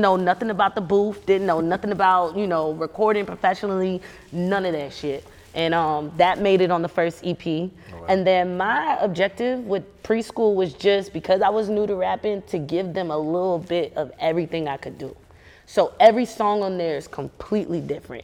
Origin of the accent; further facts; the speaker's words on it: Charleston, South Carolina, United States; moved away as an adult; now in Los Angeles, United States; I'm from Charleston